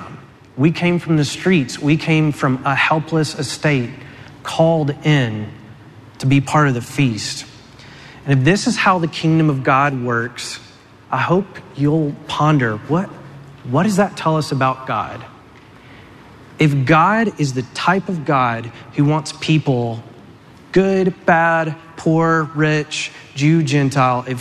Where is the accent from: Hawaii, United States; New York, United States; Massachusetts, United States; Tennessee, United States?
Tennessee, United States; I grew up in Tennessee